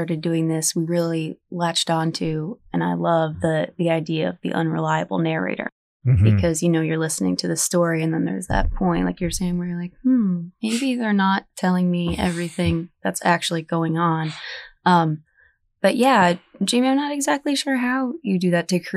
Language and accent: English; Northeastern Pennsylvania, United States; moved away; I grew up in Northeastern Pennsylvania.